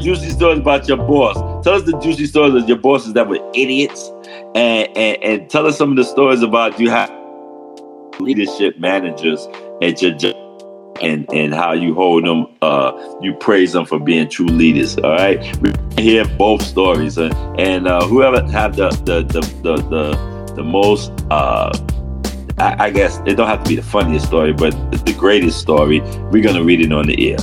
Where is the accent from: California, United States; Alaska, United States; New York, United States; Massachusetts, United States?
New York, United States; New York City; I grew up in that kind of atmosphere, growing up in Harlem and 111th Street